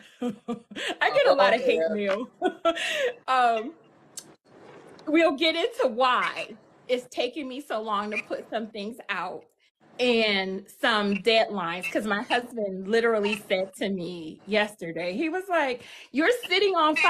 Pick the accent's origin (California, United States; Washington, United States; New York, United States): New York, United States; Buffalo; moved away as an adult; now in Michigan, United States; I hail from Buffalo, New York. I currently reside in Michigan